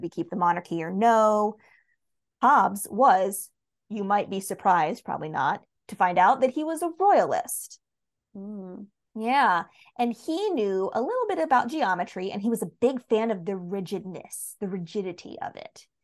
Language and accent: English; United States; as an American